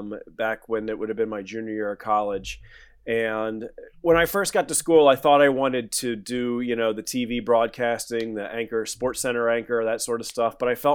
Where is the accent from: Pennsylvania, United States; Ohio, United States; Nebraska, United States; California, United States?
Pennsylvania, United States; Philadelphia; growing up in Philadelphia, all my family, most of my family is still here, still have so many friends here.